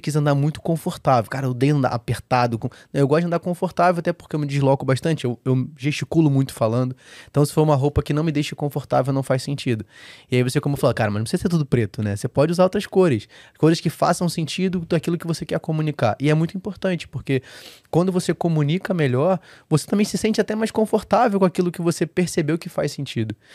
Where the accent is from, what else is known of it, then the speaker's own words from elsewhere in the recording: Rio de Janeiro, Brazil; como um bom carioca